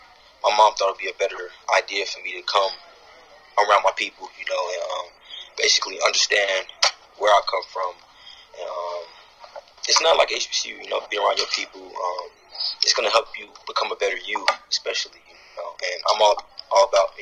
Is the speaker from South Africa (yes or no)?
no; Atlanta, Georgia, United States; also born or lived in Bronx, New York / Cincinnati; I was born in New York, and my mother thought it wasn't a good idea to raise me out in the Bronx, so she moved me down here to Atlanta.